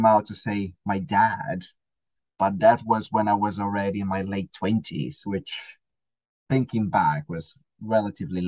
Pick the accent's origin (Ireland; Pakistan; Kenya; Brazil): Brazil; also born or lived in United States; I moved from Brazil to the States for a short period of time to do some sort of like an internship